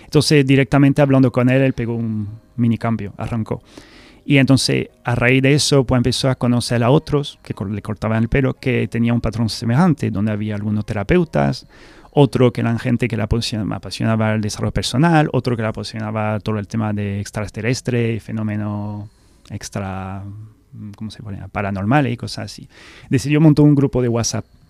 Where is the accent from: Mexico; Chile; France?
France; Spanish is a second language; moved away as an adult; also born or lived in Scotland; now in Seville, Spain; soy fan del español, del castellano, que soy francés, puedo hablar francés